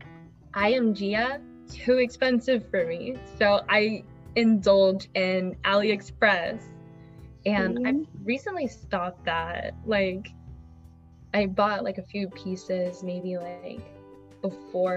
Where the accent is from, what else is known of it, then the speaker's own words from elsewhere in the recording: United States; being an American